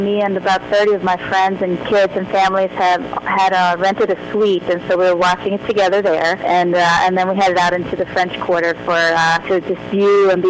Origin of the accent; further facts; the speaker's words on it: Gotland, Sweden; moved away as an adult; now in New Orleans, United States; I grew up that way on Gotland too, with a lot of water around me